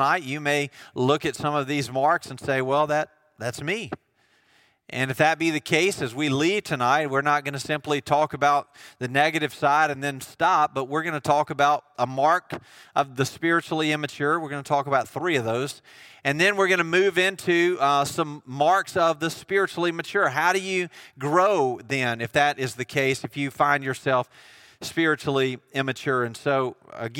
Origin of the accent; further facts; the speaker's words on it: United States; I'm from Jones County